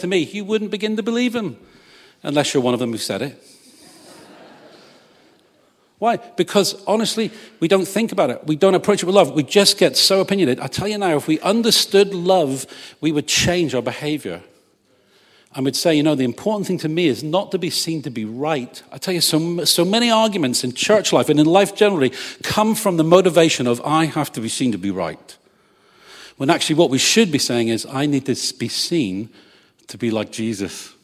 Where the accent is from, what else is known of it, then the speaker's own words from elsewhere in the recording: England, United Kingdom; I'm English.